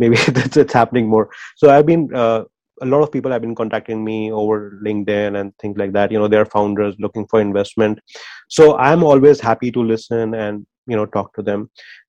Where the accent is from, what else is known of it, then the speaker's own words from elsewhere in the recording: India; moved away; our experience growing up in India